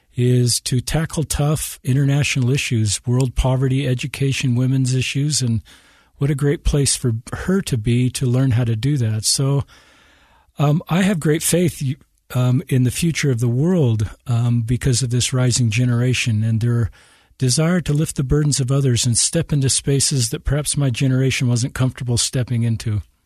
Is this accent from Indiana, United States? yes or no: no; Salt Lake City, Utah, United States; I'm um, native of Utah. Grew up here in Salt Lake City.